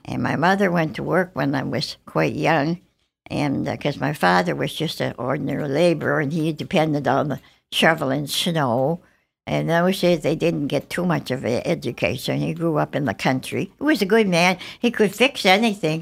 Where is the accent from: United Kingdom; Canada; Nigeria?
Canada; Halifax, Nova Scotia; also born or lived in Worcester, Massachusetts, United States / Montreal, Canada; I grew up in Halifax